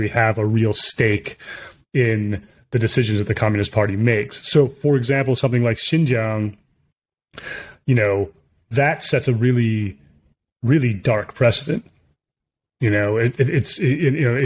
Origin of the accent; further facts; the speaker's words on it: United States; also born or lived in China; I'm definitely an American and my values are American